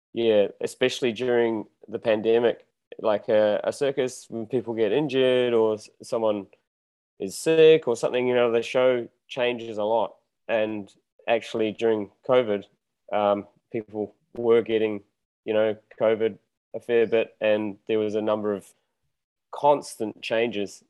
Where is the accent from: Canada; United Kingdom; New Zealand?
New Zealand; moved away as an adult; now in Mexico; I'm from New Zealand, born and bred there